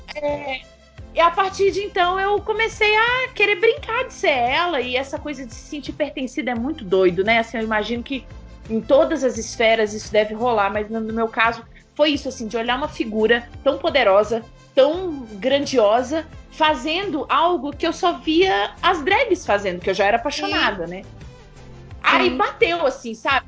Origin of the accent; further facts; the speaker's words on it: Blumenau, Santa Catarina, Brazil; moved away as an adult; Eu sou de Santa Catarina.